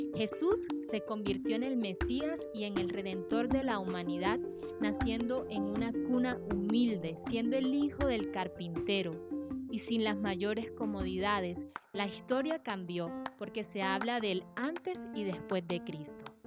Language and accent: Spanish; Sampués, Sucre, Colombia; moved away; Yo nací en San Pues